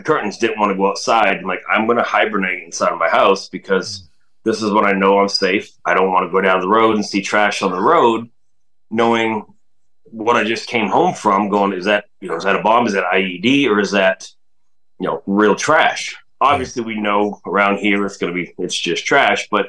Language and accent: English; Maine, United States; moved away as an adult; also born or lived in Missouri; I grew up in Maine on a pond